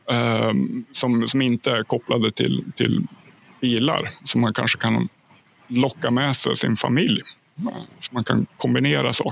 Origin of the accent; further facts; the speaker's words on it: Ljusdal, Gävleborg County, Sweden; Min {S1} hemkommun, {S2} Ljusdals kommun. Det ligger 30 mil norr om, eh, om Stockholm på ett ungefär.